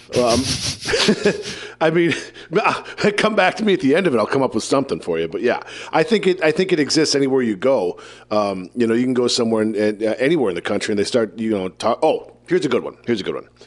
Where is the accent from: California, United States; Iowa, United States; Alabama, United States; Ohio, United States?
Iowa, United States; I'm from Iowa